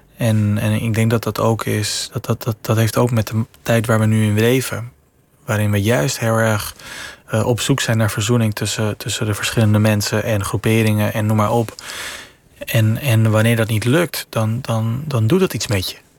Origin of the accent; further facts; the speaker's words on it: Venezuela; moved away; Ik heb een Nederlandse vader, Venezolaanse moeder. Ik ben in Venezuela opgegroeid